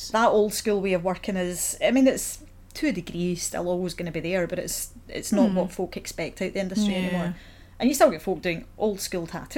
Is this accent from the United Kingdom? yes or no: yes; Paisley, Scotland, United Kingdom; moved away as an adult; also born or lived in Hamilton; now in Glasgow, United Kingdom; I'm from Paisley